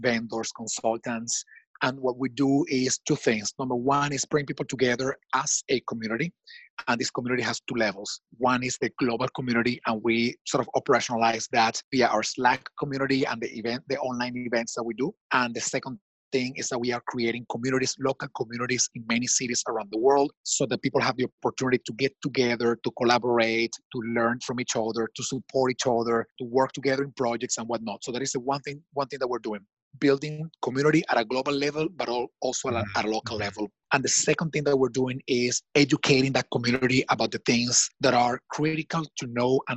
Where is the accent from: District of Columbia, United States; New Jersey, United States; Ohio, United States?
District of Columbia, United States; Washington; Washington, D.C., my hometown.